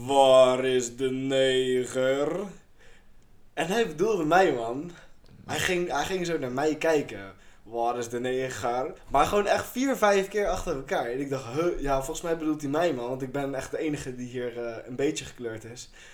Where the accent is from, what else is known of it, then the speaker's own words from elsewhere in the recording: Chile; now in Netherlands; Ik kom uit Chili.